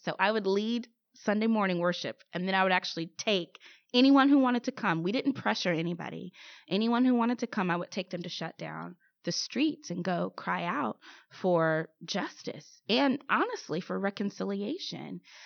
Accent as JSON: {"language": "English", "town": "St. Louis", "region": "Missouri", "country": "United States", "tie": "born or raised there", "said": "Saint Louis. That's my hometown, born and raised."}